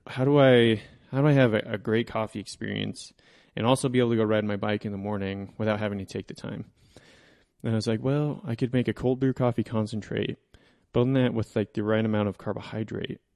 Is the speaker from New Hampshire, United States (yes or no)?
no; Coal Creek Canyon, Colorado, United States; I grew up in Coal Creek Canyon